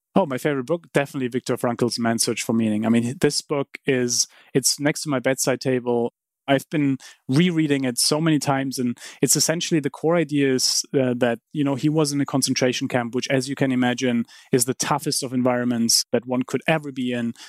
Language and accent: English; Heidelberg, Baden-Württemberg, Germany; moved away; I grew up in Heidelberg